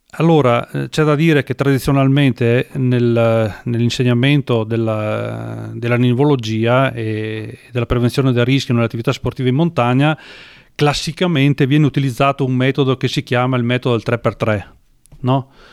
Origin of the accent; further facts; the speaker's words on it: Falcade, Veneto, Italy; sono nato a Falcade in provincia di Belluno